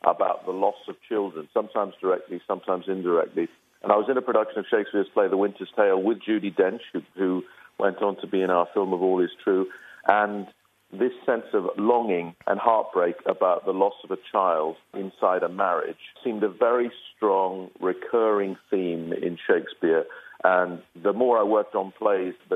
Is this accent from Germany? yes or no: no; Belfast, Northern Ireland, United Kingdom; I'm from Belfast, Northern Ireland, and I remember being at home, our little council house, Protestant working class family